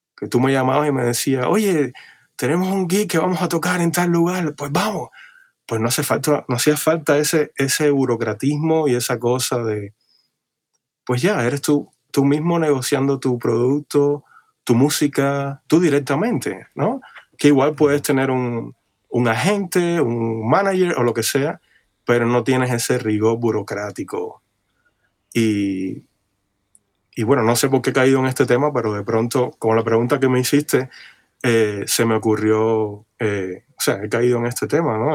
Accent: Cuba; moved away as an adult; now in Los Angeles, United States; yo vengo de Cuba, de una islita

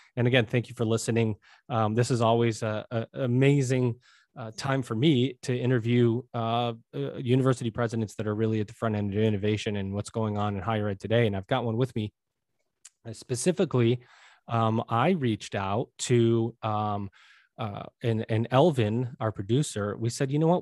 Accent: Syracuse, New York, United States; I grew up in Syracuse, New York

